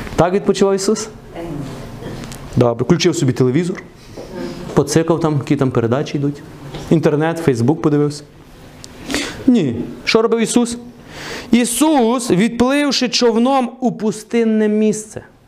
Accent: Truskavets, Lviv Oblast, Ukraine; Я виріс в Трускавці

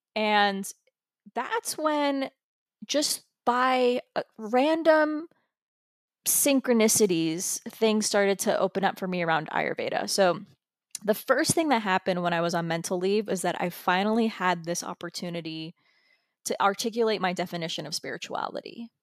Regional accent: United States; I was born here in the United States

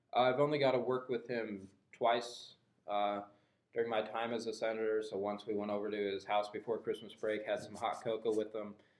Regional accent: Guthrie Center, Iowa, United States; I grew up in Guthrie Center, Iowa.

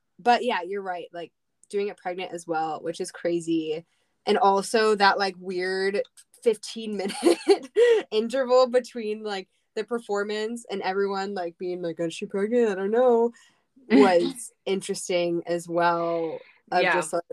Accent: Philadelphia, Pennsylvania, United States; I'm from Philly

